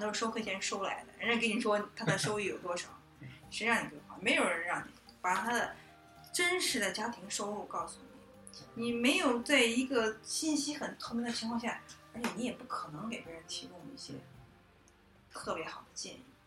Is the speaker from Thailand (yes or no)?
no; China; 就好像我们中国人是不是从古到今都喜欢比较感性的看问题